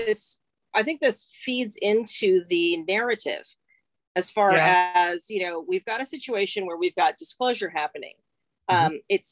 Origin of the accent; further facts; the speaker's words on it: England, United Kingdom; But well, oh my God, we're all from England.